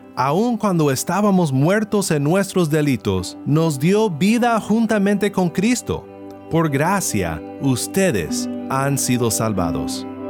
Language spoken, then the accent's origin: Spanish; Kansas, United States; now in California, United States; Originalmente soy de Kansas, donde los tornados son muy comunes